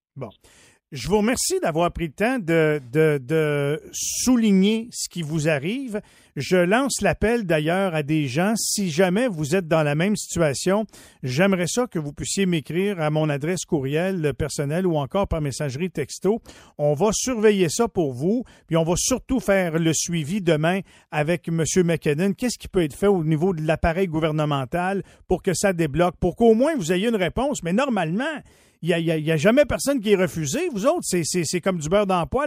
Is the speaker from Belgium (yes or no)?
no; Quebec, Canada; chez nous au Québec